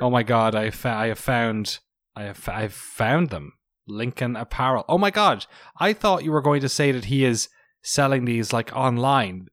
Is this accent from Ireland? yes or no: yes; Ireland; now in United States; as an Irish person and as a recent American citizen, got my citizenship last month